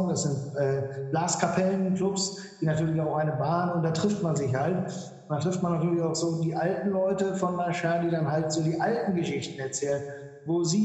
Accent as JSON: {"language": "German", "town": "Mülheim an der Ruhr", "region": "North Rhine-Westphalia", "country": "Germany", "moved": "yes", "lives_now": "Malta", "said": "Also ich komme aus Mülheim an der Ruhr, bin mittlerweile schon äh, 31 Jahre hier auf Malta, weil ich ja hier eingeheiratet äh, habe sozusagen"}